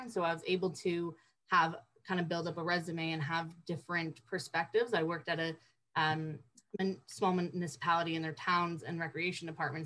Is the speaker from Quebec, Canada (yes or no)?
no; Paris, Ontario, Canada; also born or lived in Windsor, Ontario; I'm originally from Paris, Ontario, not France